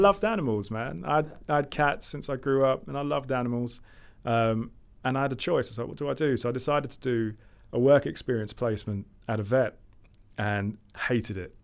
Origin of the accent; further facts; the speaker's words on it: London, United Kingdom; I grew up in Lewisham, Southeast London